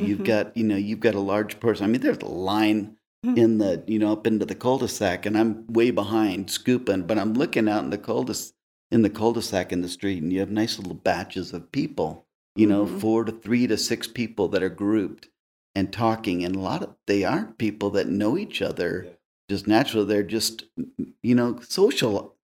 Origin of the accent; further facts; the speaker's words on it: Texas, United States; Oh, I did. My father was a missionary. And we're all from Texas, big family out of Texas.